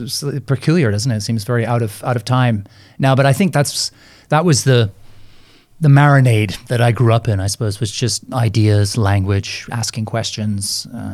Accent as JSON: {"language": "English", "country": "Canada", "lives_now": "London, United Kingdom", "said": "Even though I've now lived more years in London than I lived in Canada, I still feel like I'm Canadian."}